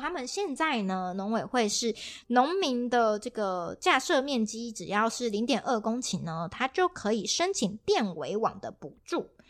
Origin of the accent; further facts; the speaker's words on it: Kaohsiung, Taiwan; 因为其实我自己也是高雄人嘛